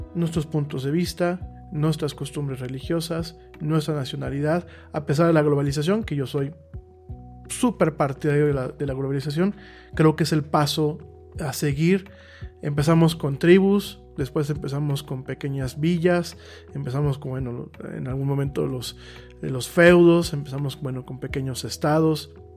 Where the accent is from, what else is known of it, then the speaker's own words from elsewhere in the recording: Mexico; Yo ya no me considero ciudadano solamente mexicano